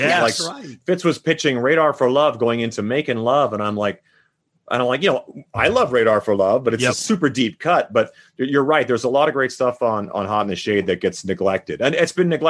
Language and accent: English; Saskatchewan, Canada; now in Las Vegas, United States; I grew up in Saskatchewan